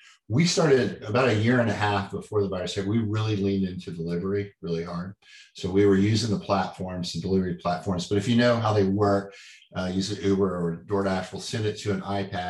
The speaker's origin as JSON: {"language": "English", "town": "Dallas", "region": "Texas", "country": "United States", "tie": "born or raised there", "said": "But I grew up in Dallas on biscuits and gravy."}